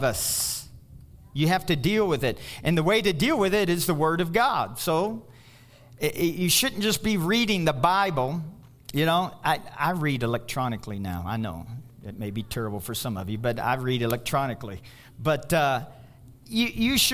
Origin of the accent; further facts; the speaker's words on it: Louisville, Kentucky, United States; moved away as an adult; I go back to Louisville, Kentucky, it's my hometown